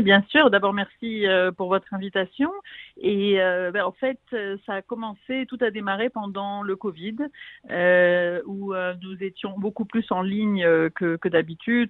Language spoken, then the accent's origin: French; France; moved away as an adult; also born or lived in United States; now in Israel; je suis française, j'habite en Israël depuis 20 ans